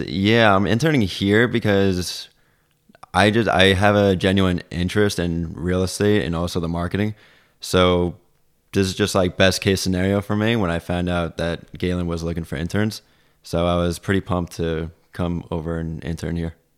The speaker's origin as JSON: {"language": "English", "area": "Long Island", "region": "New York", "country": "United States", "moved": "as an adult", "lives_now": "Plattsburgh, United States", "said": "I'm originally from Long Island"}